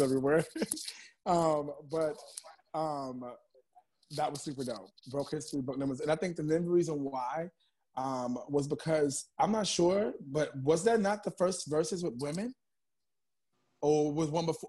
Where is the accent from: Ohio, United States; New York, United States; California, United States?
New York, United States; New York City; also born or lived in Bronx, New York; I'm in the Bronx right now recording, but I'm from Harlem, New York